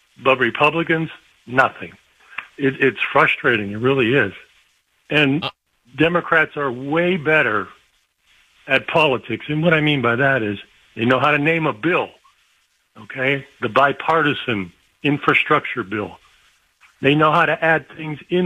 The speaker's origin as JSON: {"language": "English", "region": "Ohio", "country": "United States", "said": "I'm from Ohio"}